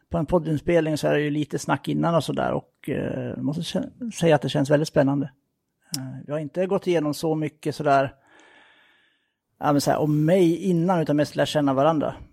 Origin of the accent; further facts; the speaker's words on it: Gävleborg County, Sweden; now in Gothenburg, Sweden; Tar man det i ett lite längre perspektiv så är jag uppvuxen i Hälsingland som eh, ni ju då kan höra lite grann på.